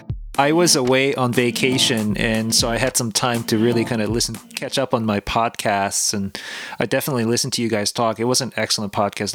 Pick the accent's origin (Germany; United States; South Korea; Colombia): South Korea; now in Canada; I come from Korea, South Korea